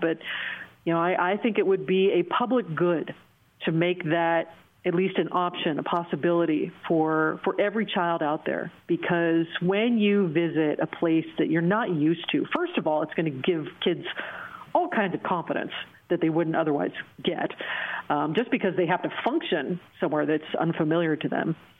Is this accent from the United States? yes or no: yes; Oregon, United States; moved away as an adult; also born or lived in Los Angeles; now in Bangkok, Thailand; my home state of Oregon